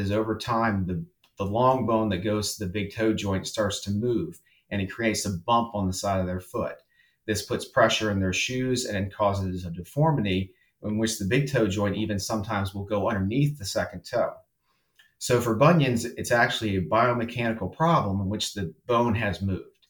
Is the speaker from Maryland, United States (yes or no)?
yes; Salisbury, Maryland, United States; moved away as an adult; also born or lived in Miami, Florida / Denver, Colorado; I grew up in Salisbury, Maryland